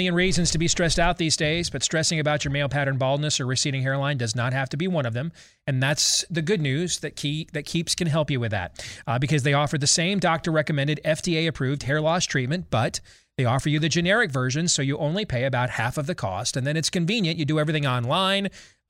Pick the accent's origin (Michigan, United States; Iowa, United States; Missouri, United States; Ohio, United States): Michigan, United States; Like my home state, former home state of Michigan, they've gone from admitting 3 fully vaccinated people with COVID into hospitals a day